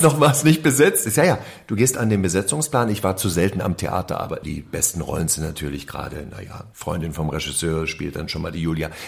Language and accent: German; East Germany, Germany; als ich in dieser DDR lebte